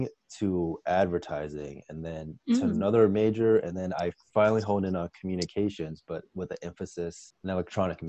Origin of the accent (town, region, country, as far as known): southern Wisconsin, United States; born or raised there; moved away as an adult; also born or lived in Evanston, Illinois